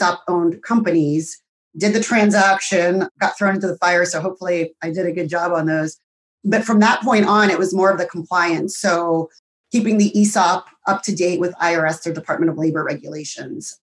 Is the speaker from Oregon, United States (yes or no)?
no; Pittsburgh, Pennsylvania, United States; moved away as an adult; also born or lived in Columbus, Ohio; born and raised in Pittsburgh